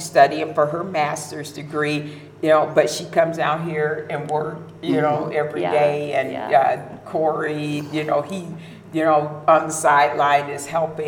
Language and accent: English; Tri-Cities, Washington, United States; also born or lived in Arco, Idaho; I was raised in the Tri-Cities